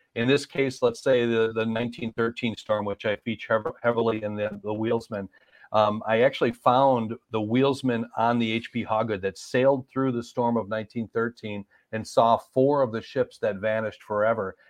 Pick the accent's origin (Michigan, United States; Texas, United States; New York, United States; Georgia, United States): Michigan, United States; Marquette; I grew up in Marquette, so that's literally you know within 70 miles of where the Edmund Fitzgerald went down.